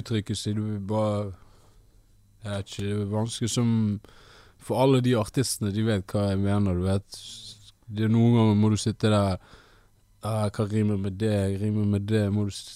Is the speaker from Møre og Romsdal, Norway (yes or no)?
no; Bergen, Vestland, Norway; also born or lived in Ethiopia; Jeg er fra Bergen, opprinnelig fra Etiopia.